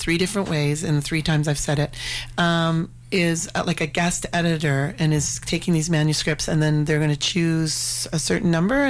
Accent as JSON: {"language": "English", "town": "Calgary", "region": "Alberta", "country": "Canada", "tie": "born or raised there", "also_born_or_lived": "Louisiana, United States", "said": "I moved from Louisiana to Calgary."}